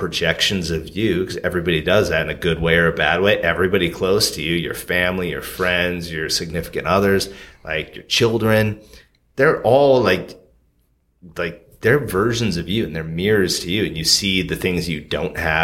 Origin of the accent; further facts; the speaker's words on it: Alaska, United States; moved away; also born or lived in Portland; I'm from Alaska. Like, we don't go to therapists